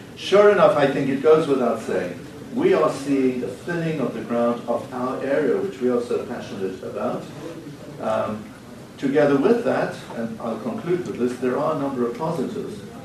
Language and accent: English; Cape Town, Western Cape, South Africa; as a 10-year-old child in South Africa, growing up in Cape Town